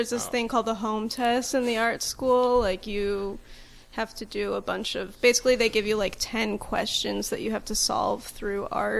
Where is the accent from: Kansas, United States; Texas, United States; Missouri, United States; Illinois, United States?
Illinois, United States; Highland Park; I'm from Highland Park.